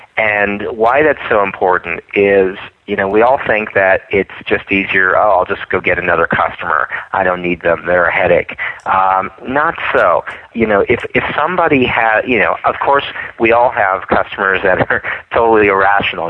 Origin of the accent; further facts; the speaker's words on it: East Coast, United States; moved away; I come from the East Coast where where people are very honest and straightforward